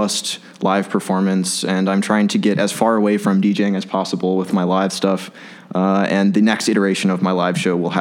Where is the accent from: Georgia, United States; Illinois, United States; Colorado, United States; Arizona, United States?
Illinois, United States; Chicago; I'm born and raised in Chicago